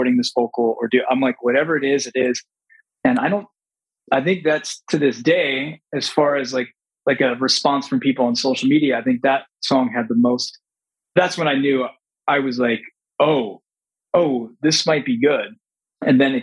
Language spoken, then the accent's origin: English; Long Island, New York, United States; now in the desert (unspecified), United States; born and raised on Long Island.